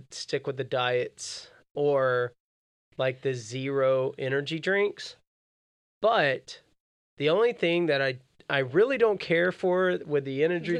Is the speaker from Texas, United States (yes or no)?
no; Florida, United States; moved away; I grew up in Florida.